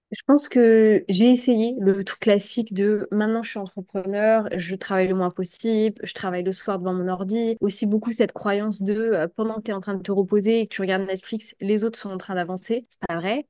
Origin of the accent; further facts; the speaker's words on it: Brest, Brittany, France; now in Thailand; chez moi à Brest